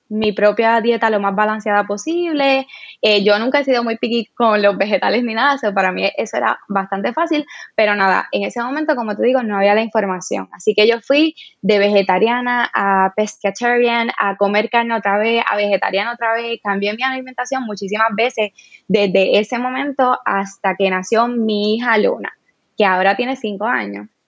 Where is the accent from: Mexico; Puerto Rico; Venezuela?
Puerto Rico; Cabo Rojo; bueno, yo soy de Cabo Rojo eh, y en ese momento las redes sociales tampoco eran como son ahora